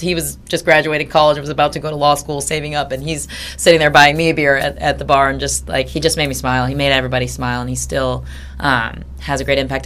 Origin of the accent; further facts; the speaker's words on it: Grand Rapids, Michigan, United States; also born or lived in Ann Arbor; We're both from Grand Rapids